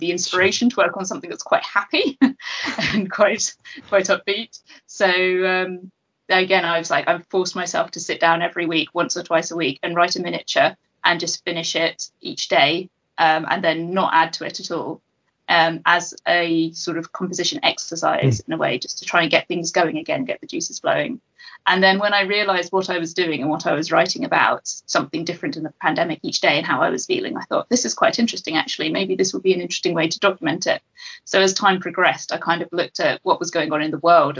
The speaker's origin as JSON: {"language": "English", "region": "England", "country": "United Kingdom", "said": "I was living in a city centre flat in my hometown"}